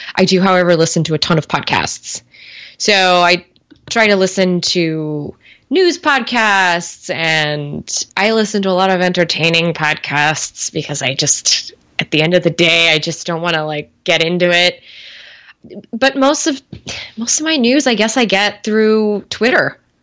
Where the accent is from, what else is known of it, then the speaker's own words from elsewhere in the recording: Bay Area, California, United States; I grew up in the Bay Area